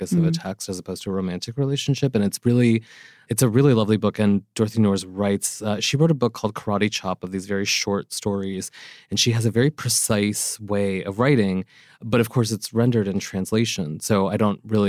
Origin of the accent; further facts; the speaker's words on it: East Coast, United States; I'm from the East Coast.